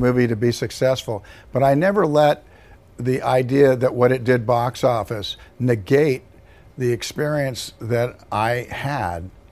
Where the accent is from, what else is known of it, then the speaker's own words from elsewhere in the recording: Compton, California, United States; I was born in Compton, California